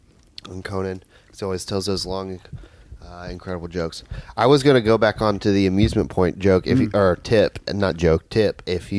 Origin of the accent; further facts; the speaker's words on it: Roanoke, Virginia, United States; I'm from Roanoke, and I don't even say it like that.